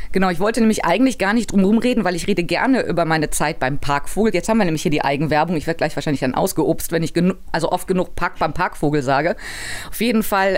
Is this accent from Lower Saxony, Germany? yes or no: no; Cologne, North Rhine-Westphalia, Germany; ich bin Kölnerin